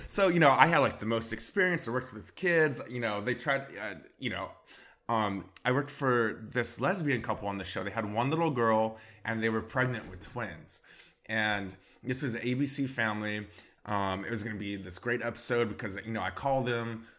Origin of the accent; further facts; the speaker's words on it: Bakersfield, California, United States; moved away as an adult; now in Los Angeles, United States; I'm from Bakersfield, California